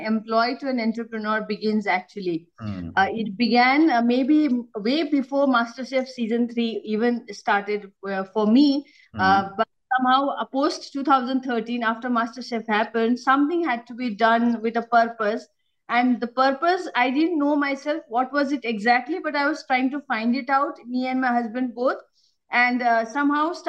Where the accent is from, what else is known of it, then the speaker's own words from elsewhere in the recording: Himalayan region, India; moved away; I came from the Himalayas